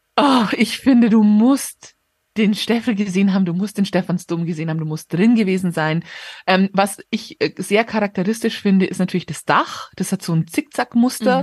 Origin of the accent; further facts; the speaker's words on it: Regensburg, Bavaria, Germany; now in Munich, Germany; von Regensburg, wo ich geboren bin